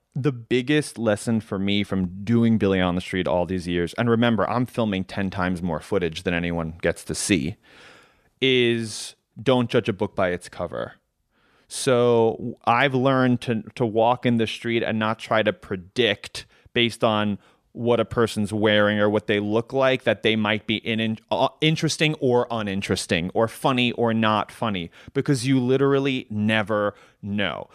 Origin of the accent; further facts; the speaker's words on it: New York, United States; I grew up in New York